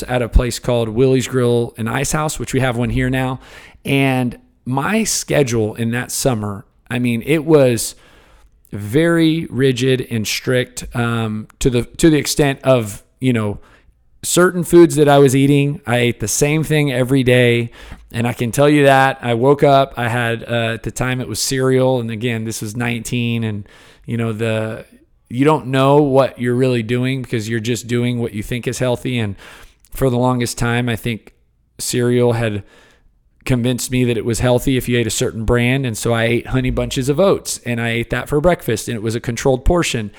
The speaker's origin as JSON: {"language": "English", "town": "Houston", "region": "Texas", "country": "United States", "tie": "born or raised there", "said": "I grew up in Houston, kind of the Cypress area"}